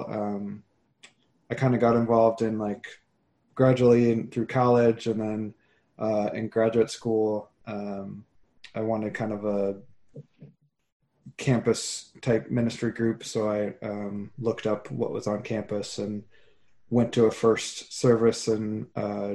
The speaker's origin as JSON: {"language": "English", "region": "Iowa", "country": "United States", "tie": "born or raised there", "moved": "as an adult", "said": "I grew up in Iowa. That's until I moved out here in 2007"}